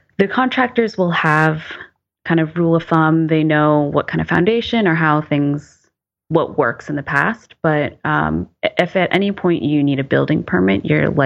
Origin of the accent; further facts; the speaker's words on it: East Coast, United States; moved away; I'm from the East Coast, where our big loading was snow